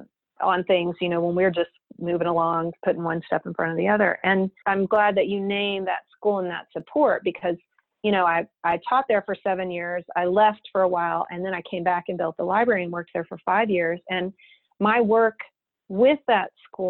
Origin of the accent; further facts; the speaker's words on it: Texas, United States; moved away as an adult; also born or lived in Austin, Texas; now in San Francisco, United States; I was born and raised in Texas. I'd never lived outside of Texas